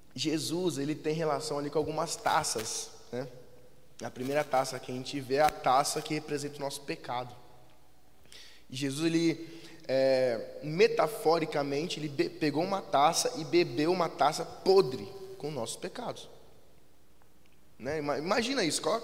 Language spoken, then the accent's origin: Portuguese; Jandira, São Paulo, Brazil; a cidade de Jandira, que é da onde nós viemos